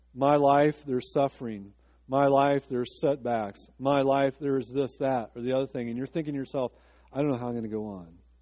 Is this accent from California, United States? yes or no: no; Decatur, Illinois, United States; my hometown, Decatur, Illinois